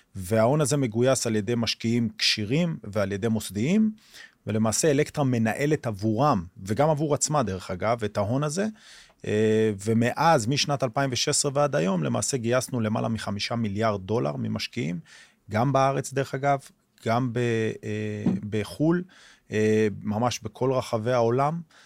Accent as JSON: {"language": "Hebrew", "town": "Omer", "region": "Southern District", "country": "Israel", "tie": "born or raised there", "said": "אני גדלתי בעומר, בילדותי"}